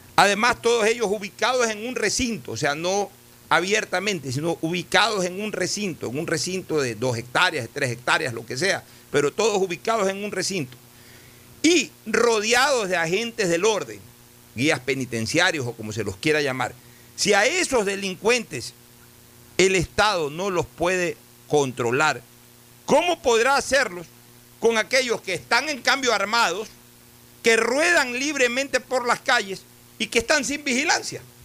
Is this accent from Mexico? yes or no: no; Ecuador; como Estado ecuatoriano